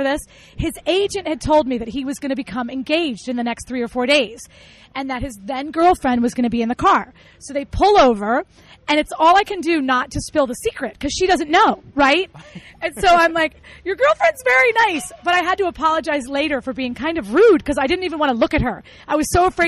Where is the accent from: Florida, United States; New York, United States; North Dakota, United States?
Florida, United States; moved away as an adult; now in Philadelphia, United States; I grew up in Florida, where it's, you know, not as cold